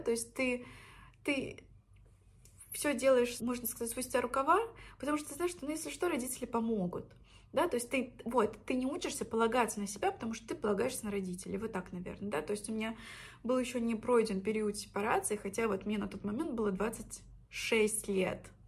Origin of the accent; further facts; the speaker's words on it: Orsk, Orenburg Oblast, Russia; moved away as an adult; also born or lived in Saint Petersburg; Орск — это мой родной город в Оренбургской области. Можете посмотреть на карте, где это, граница с Казахстаном. Я там выросла